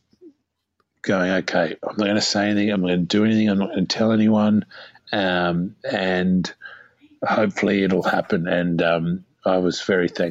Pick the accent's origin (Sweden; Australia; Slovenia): Australia; as an Australian